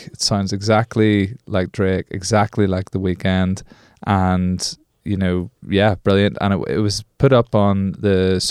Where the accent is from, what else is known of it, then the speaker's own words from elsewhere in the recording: Belfast, Northern Ireland, United Kingdom; accent: Belfast; also born or lived in London; Like, I'm from Belfast, Northern Ireland. This is essentially a Belfast accent, and when I lived in London, I used to go back to Belfast